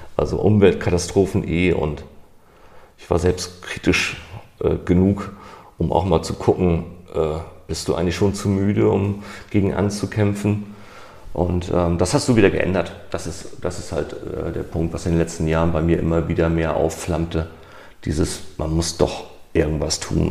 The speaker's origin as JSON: {"language": "German", "region": "Hamburg", "country": "Germany", "tie": "born or raised there", "said": "Ich komme aus Hamburg"}